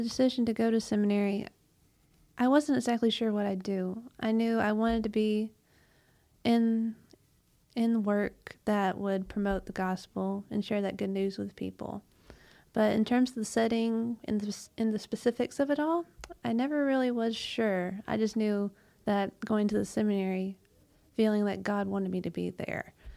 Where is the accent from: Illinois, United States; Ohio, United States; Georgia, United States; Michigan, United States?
Georgia, United States; Bremen; I was born and raised in Bremen, Georgia, so that's about forty-ish miles west of Atlanta.